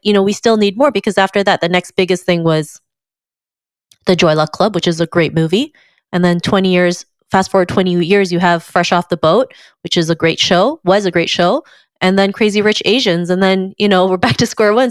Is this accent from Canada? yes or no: yes; Canada; growing up in Canada, there was hardly any re, any representation for me